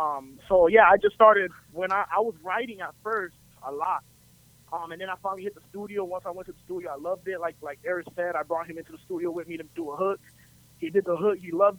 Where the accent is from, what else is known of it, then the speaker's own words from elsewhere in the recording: Orlando, Florida, United States; I was born and raised on the west side of Orlando.